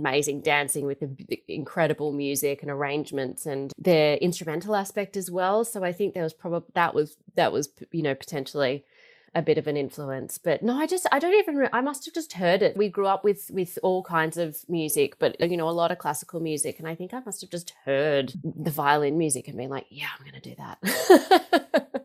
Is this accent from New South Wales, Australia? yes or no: no; Melbourne, Victoria, Australia; I grew up in Melbourne. I'm a really proud Melburnian